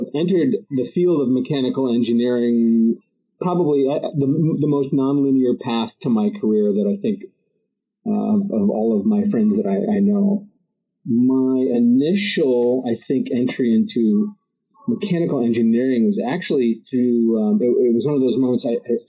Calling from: New Haven, Connecticut, United States; I'm in New Haven, Connecticut.

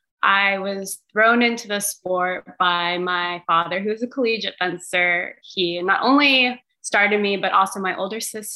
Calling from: Lexington, Kentucky, United States; I'm at home right now in Lexington, Kentucky.

